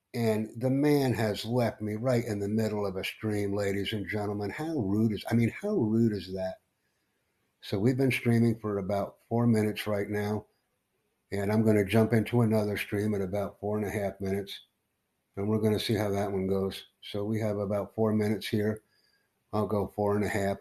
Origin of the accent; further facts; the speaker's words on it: United States; also born or lived in New York City; I'm from the United States